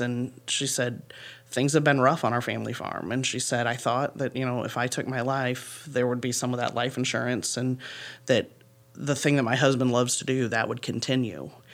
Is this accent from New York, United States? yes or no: no; Paulding County, Northwest Ohio, United States; I grew up in Paulding County, and so this is home for me, um, Northwest Ohio